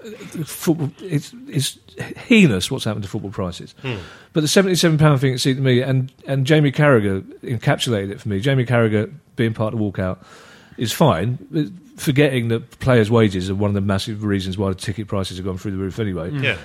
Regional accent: London, United Kingdom; I'm from London where money's different

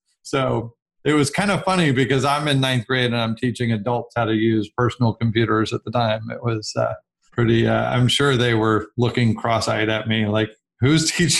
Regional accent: California, United States; I'm actually a Silicon kid. So I grew up in Silicon Valley with Apple and other companies just down the street from me growing up.

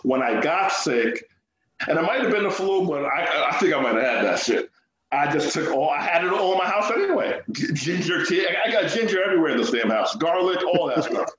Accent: Jamaica; we're Jamaican

